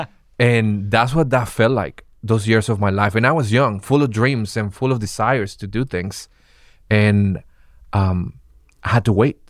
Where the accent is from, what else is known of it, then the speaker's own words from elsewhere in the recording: Venezuela; English is a second language; now in United States; I'm originally from Venezuela, and coming to the United States